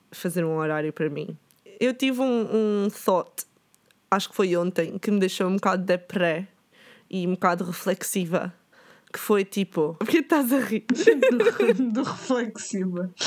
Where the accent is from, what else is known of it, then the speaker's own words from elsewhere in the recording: Lisbon, Portugal; Fetal porque sou de Lisboa.